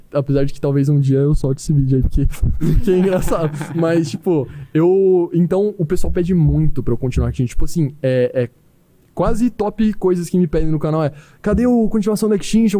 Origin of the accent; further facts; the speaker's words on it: Campo Grande, Mato Grosso do Sul, Brazil; não sou de Cuiabá, mano. Eu sou de Campo Grande